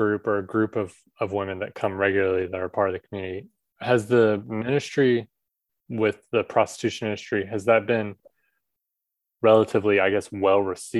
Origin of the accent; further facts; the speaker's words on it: Southern US, United States; now in Taiwan; where I grew up in the Southern US, it's very almost country club style.